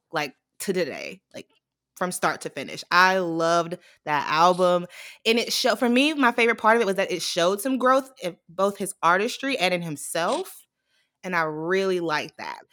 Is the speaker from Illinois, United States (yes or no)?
no; Atlanta, Georgia, United States; moved away as an adult; also born or lived in Nigeria; now in New York City, United States; I am from Atlanta